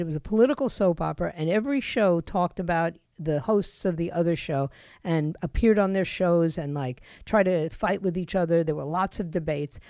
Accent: New York, United States; moved away; also born or lived in Florida; I grew up in New York

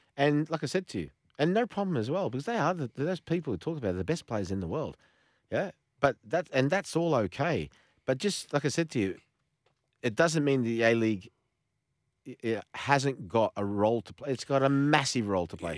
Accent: Australia; I've got an ethnic background, but I'm Australian. I was born here

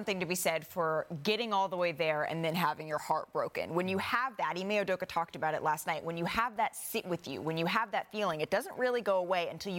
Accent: Bay Area, California, United States; I grew up in the Bay Area.

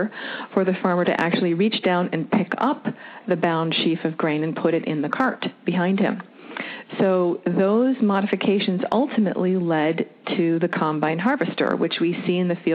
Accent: Wisconsin, United States; also born or lived in Florida; now in Dearborn, United States; I'm from Wisconsin also

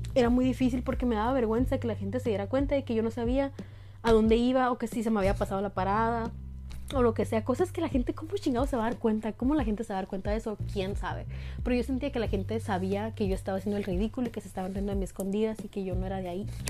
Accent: northern Sonora, Mexico; Yo soy del norte de Sonora

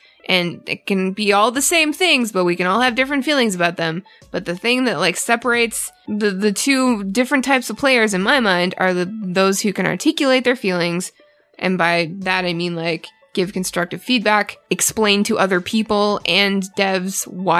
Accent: Canada; because I'm Canadian, so I feel like I did a bad thing.

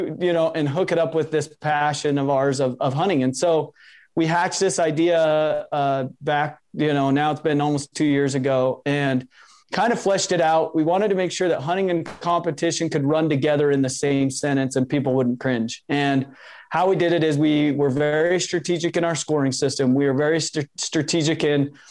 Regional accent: Utah, United States; I'm from Utah, grew up here, born and raised

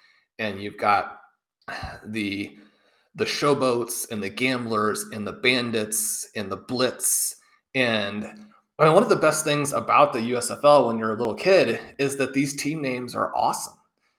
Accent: Kansas City, United States; I got my Kansas Jayhawks here growing up in Kansas City, just, you know, 45 minutes down the road from Lawrence.

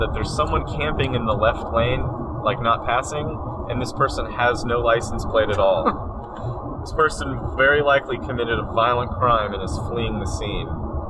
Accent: Oklahoma, United States; We're from Oklahoma, and Oklahoma, they call it pop, so I'm calling it pop, and that's what we call it.

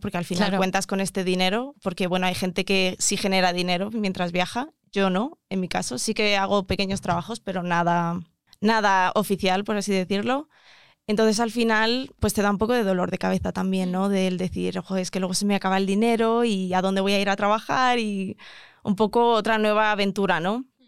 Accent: Mozambique; moved away; also born or lived in South Africa; vengo de, Mozambique

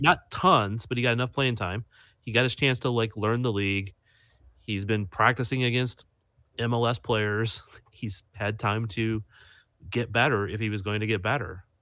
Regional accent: Midwest, United States; I'm from the Midwest.

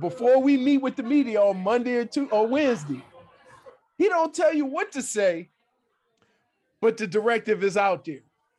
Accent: New Orleans, Louisiana, United States; moved away; I'm from New Orleans. I spent my whole life with the New Orleans Saints. They were started in 1969, the year after I was born, 1960, might even been the year I was born, 1968.

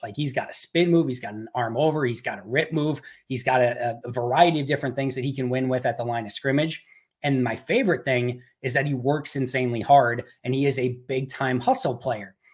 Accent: Green Bay, Wisconsin, United States; also born or lived in Manitowoc, Wisconsin / Oshkosh, Wisconsin / Madison, Wisconsin; Moved to Green Bay. Uh, spent my entire life growing up in Green Bay

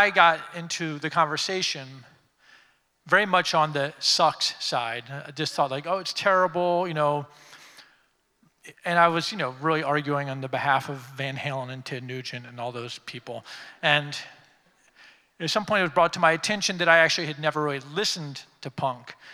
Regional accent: Washington, District of Columbia, United States; I grew up here in Washington. I lived here my entire life

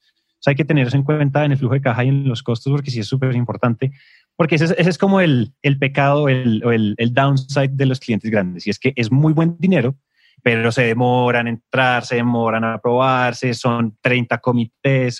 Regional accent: Colombia; en Colombia decimos

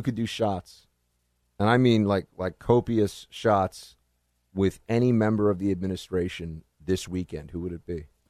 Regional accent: New York City, New York, United States; moved away as an adult; now in Washington, D.C., United States; I'm from New York City

